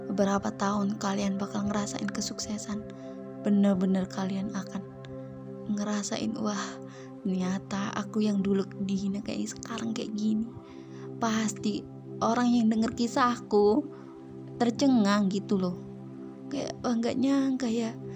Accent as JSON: {"language": "Indonesian", "region": "Java", "country": "Indonesia", "first_language": "Javanese", "said": "ada sih orang asli Jawa bisa ngomong Indonesia tapi juga gini orang tuaku ngomongnya Jawa semua keluarga aku Jawa semua kadang kalau ngomong sama teman pun Jawa"}